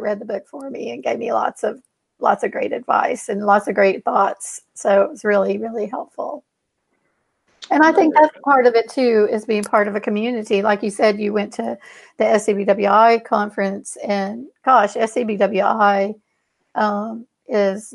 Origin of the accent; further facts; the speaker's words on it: Houston, Texas, United States; I'm like a seventh or eighth generation Houstonian.